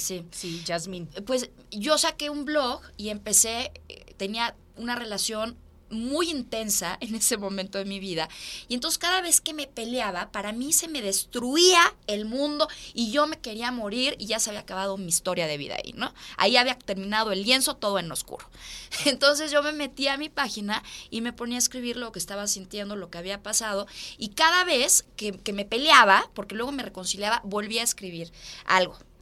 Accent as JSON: {"language": "Spanish", "country": "Mexico", "also_born_or_lived": "Italy", "said": "yo soy mexicana"}